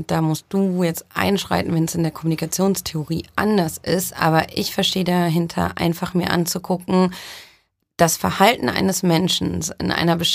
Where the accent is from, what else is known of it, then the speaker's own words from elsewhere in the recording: Düsseldorf, North Rhine-Westphalia, Germany; also born or lived in Brazil; Also ich komme gebürtig aus Düsseldorf, bin aber auch in Brasilien aufgewachsen. Das heißt, ähm, ich bin ein Weltbürger.